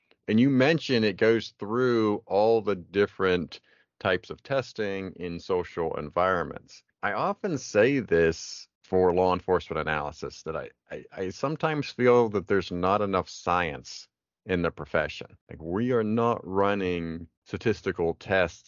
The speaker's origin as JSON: {"language": "English", "region": "Pennsylvania", "country": "United States", "moved": "yes", "lives_now": "Tallahassee, United States", "said": "So I am from Pennsylvania. So I am still consider myself a PA boy, even though I live in Florida now."}